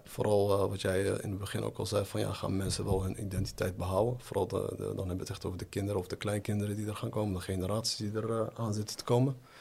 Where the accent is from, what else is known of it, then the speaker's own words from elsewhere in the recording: Netherlands; now in Morocco; toen ik daar in Nederland zat